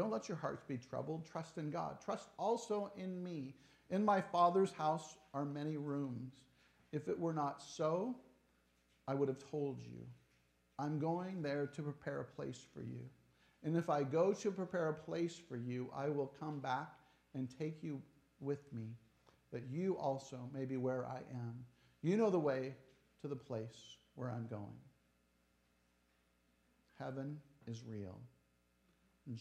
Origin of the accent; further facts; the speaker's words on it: Tacoma, Washington, United States; I'm from Tacoma.